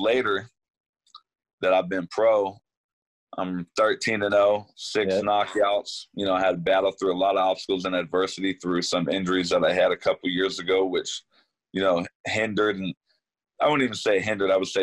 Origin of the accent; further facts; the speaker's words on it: Sacramento, California, United States; somebody that was born and raised in Sacramento